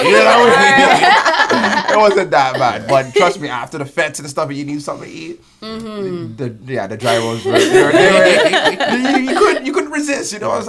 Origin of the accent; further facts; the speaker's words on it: Jamaica; now in Toronto, Canada; For me, as a Jamaican